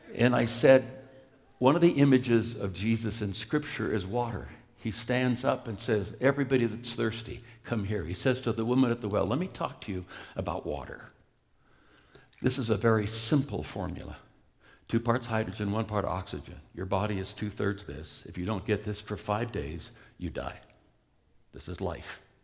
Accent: Oakland, California, United States; I grew up in East Oakland, California

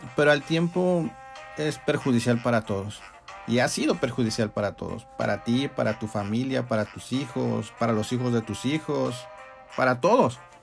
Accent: Mexico; nosotros como mexicanos

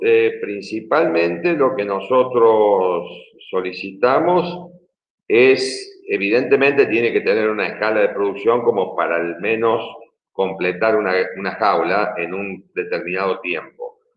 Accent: Argentina

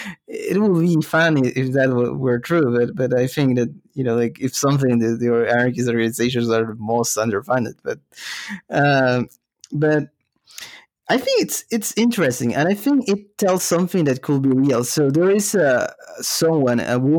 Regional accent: Peru; moved away; growing up in Peru

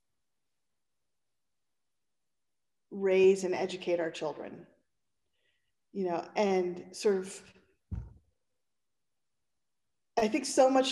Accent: Pennsylvania, United States; I'm from Pennsylvania, and Pennsylvania is right next to New Jersey

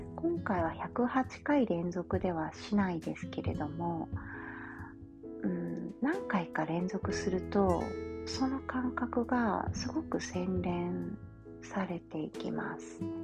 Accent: Kansai, Japan; accent: Kansai-ben; 関西弁が出ちゃったり

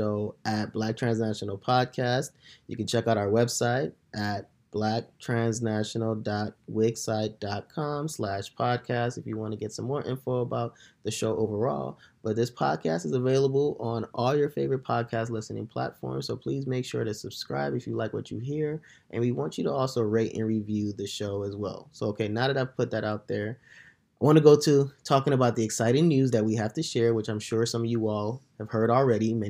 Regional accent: Nigeria; now in United States; me being Nigerian, American, transnational

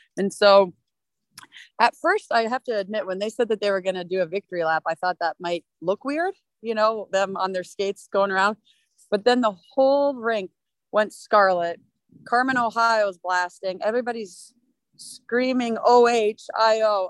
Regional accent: Mississauga, Ontario, Canada; moved away; also born or lived in Minnesota; I grew up in Mississauga, which is a city next to Toronto

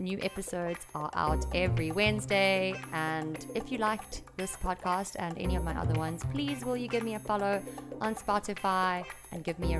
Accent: United Kingdom; Yeah, I'm British on me mum.

